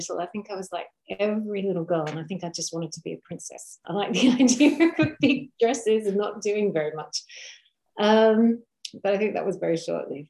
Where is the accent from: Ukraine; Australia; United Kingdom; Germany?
Australia; Primarily in Australia. So it was up and down Australia. We moved a lot as children.